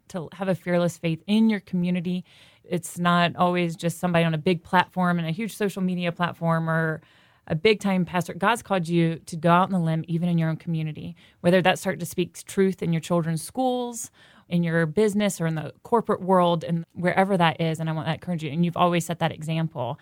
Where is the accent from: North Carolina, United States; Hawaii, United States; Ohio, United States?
North Carolina, United States; I was from North Carolina